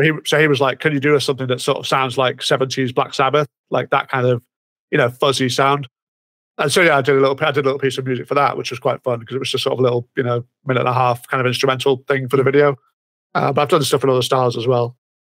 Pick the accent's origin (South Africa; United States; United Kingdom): United Kingdom; it's Britain. We have a we have a very checkered past